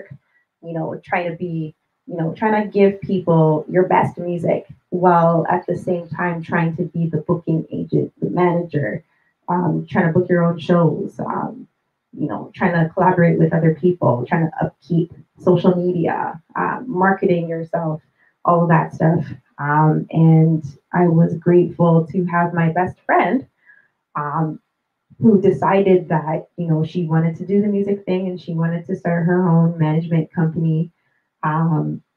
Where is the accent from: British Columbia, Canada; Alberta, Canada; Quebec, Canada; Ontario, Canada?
Ontario, Canada; Toronto; I was born at Toronto General Hospital. I spent 2 years in Toronto. I actually live in the suburbs with my family, but I'm always in Toronto